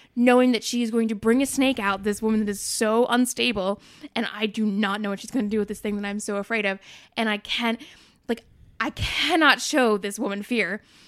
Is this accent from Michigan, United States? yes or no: no; North Shore, Massachusetts, United States; I'm, I'm from the North Shore, like, the most, like, yuppity of, like, cow towns